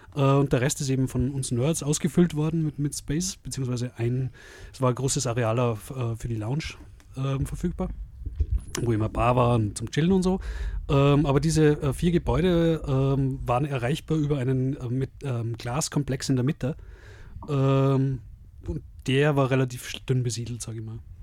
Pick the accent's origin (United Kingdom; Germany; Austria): Austria; Salzburg; bei uns in Salzburg